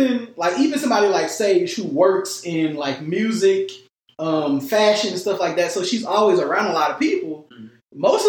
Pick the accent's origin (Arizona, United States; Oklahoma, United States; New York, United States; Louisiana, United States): Louisiana, United States; Baton Rouge; before college, I spent half of my time in, like, public school in Baton Rouge